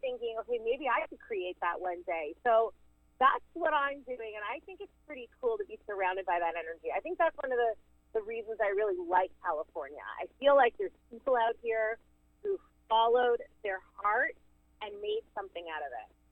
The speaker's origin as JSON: {"language": "English", "town": "Toronto", "region": "Ontario", "country": "Canada", "tie": "born or raised there", "said": "Toronto's my hometown"}